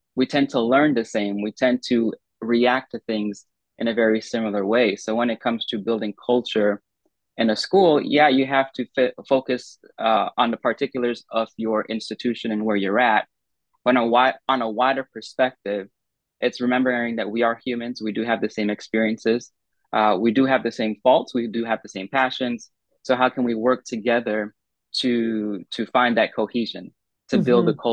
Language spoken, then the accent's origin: English; United States; as an American